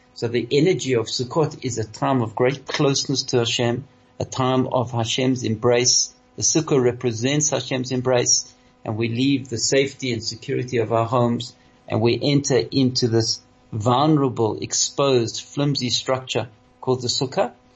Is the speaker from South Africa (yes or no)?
yes; South Africa; all of us here in South Africa, the South African Jewish community, because uh, we are over 90% Litvaks. Our heritage, we come from Lithuania